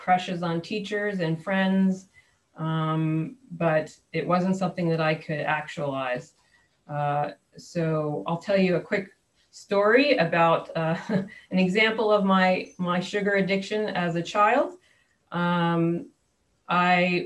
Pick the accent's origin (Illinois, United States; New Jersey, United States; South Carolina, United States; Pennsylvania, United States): New Jersey, United States; also born or lived in New York; now in San Diego, United States; I was born in New York, grew up in New Jersey